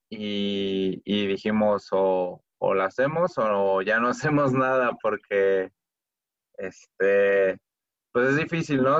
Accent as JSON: {"language": "Spanish", "town": "Guadalajara", "region": "Jalisco", "country": "Mexico", "said": "todos somos de Guadalajara"}